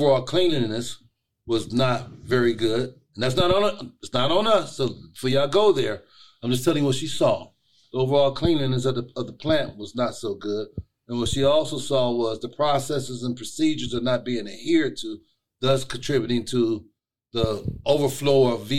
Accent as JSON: {"language": "English", "country": "United States", "moved": "yes", "said": "I am from the East Side, originally from the East Side. Now I'm a suburbanite"}